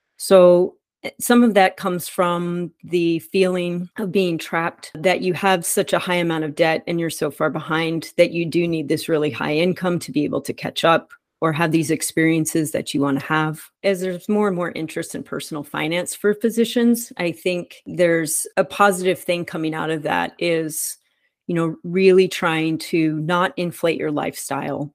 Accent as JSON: {"language": "English", "town": "Dallas", "region": "Texas", "country": "United States", "tie": "born or raised there", "said": "I grew up in Dallas"}